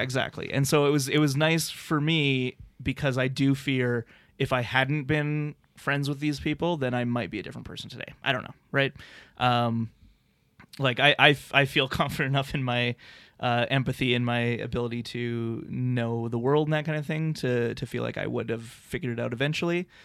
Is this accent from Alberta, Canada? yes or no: yes; Lethbridge, Alberta, Canada; growing up in Lethbridge, Alberta